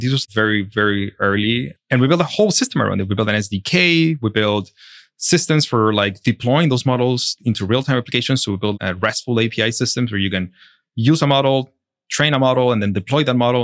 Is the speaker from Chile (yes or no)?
yes; Chile; moved away; I'm originally from Chile and, um, I study in Chile